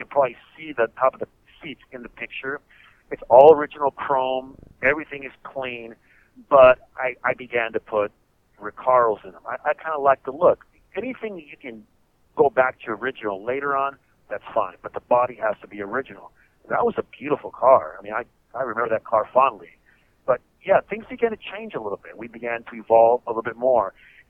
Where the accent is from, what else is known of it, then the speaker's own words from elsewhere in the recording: La Puente, California, United States; I was the only Colombian car member, but I'm from La Puente, California, and I went to school with these guys.